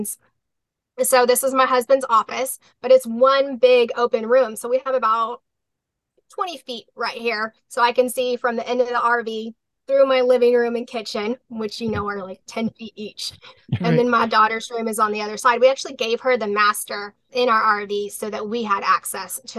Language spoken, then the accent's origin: English; South Texas, United States; we're from South Texas